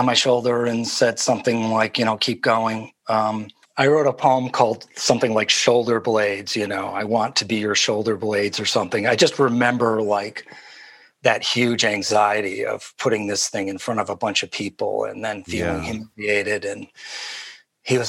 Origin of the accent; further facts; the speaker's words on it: Midwest, United States; moved away as an adult; also born or lived in New York; growing up in the Midwest